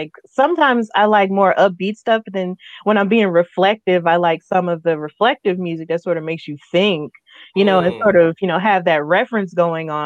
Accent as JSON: {"language": "English", "town": "Birmingham", "region": "Alabama", "country": "United States", "said": "I'm from the southeastern part of the United States. I'm from Birmingham, Alabama"}